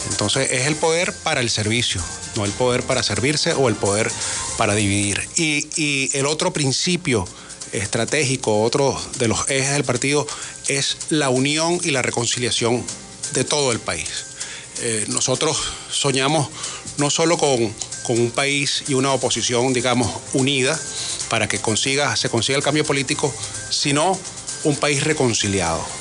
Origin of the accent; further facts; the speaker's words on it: Venezuela; volver a lo que somos los venezolanos en esencia.